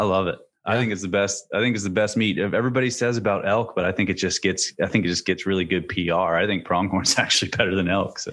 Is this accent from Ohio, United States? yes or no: no; central Pennsylvania, United States; now in Virginia, United States; I'm from, I'm from central Pennsylvania